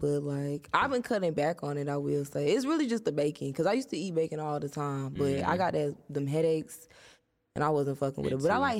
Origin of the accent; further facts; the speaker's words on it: Atlanta, Georgia, United States; born there; No, is it? I was born in Atlanta.